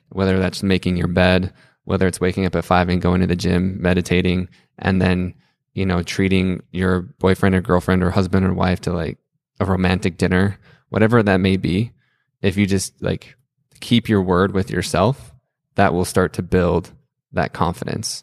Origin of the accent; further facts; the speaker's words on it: Salt Lake City, Utah, United States; moved away as an adult; now in Greenville, United States; growing up in Salt Lake City my whole life